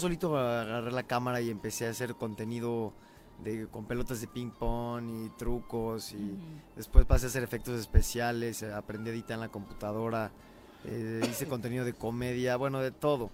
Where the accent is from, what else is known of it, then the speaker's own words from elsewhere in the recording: Mexico City, Mexico; De la Ciudad de México.